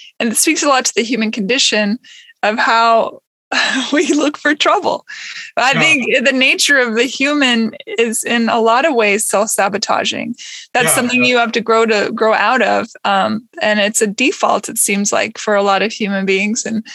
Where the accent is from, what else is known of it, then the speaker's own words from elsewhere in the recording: Pacific Northwest, United States; moved away; I grew up in the Pacific Northwest, and when I go home to visit